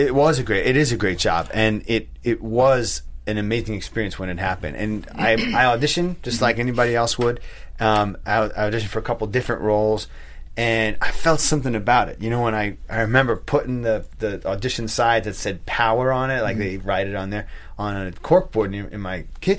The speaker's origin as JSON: {"language": "English", "town": "Long Island", "region": "New York", "country": "United States", "accent": "Long Island", "said": "I had a very strong Long Island accent that I pulled back a lot over the years. And I remember I said to her, I said, yeah, I'm from Long Island, but I always have to hide it."}